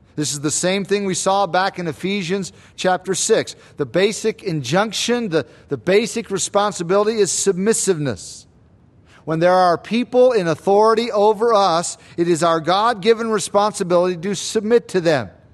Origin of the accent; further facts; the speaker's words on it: United States; us as American Christians